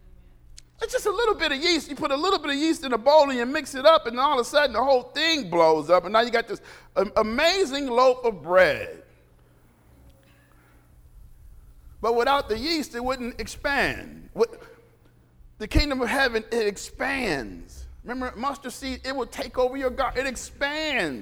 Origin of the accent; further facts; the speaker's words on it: United States; We're American.